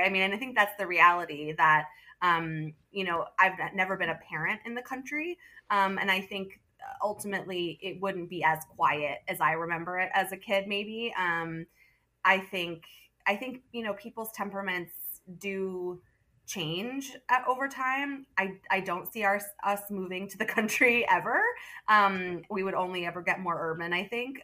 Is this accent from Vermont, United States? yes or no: yes; southern Vermont, United States; also born or lived in Manhattan, New York / Madison, Wisconsin; now in Burlington, United States; I was born in southern Vermont and uh, raised there